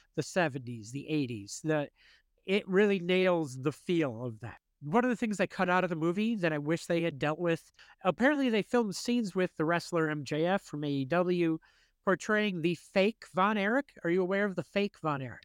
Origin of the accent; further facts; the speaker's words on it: United States; as an American